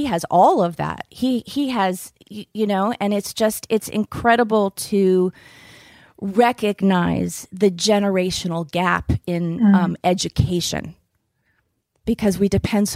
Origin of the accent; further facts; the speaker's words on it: East Greenwich, Rhode Island, United States; I grew up in East Greenwich, Rhode Island